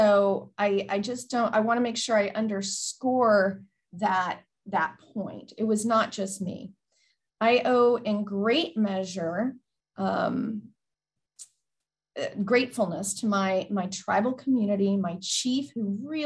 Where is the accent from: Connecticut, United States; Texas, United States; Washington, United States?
Texas, United States; Del Rio; first language English and Spanish; also born or lived in Miami, Oklahoma; When I was 2 years old, my dad took a job in Del Rio, Texas. So we moved from Miami to Del Rio, which is on the Mexico-Texas border. So I'm a border gal, and I was raised there